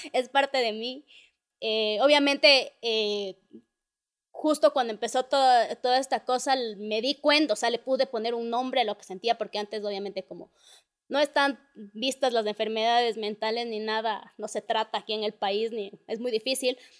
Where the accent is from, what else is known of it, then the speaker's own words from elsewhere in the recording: Ecuador; somos ecuatorianos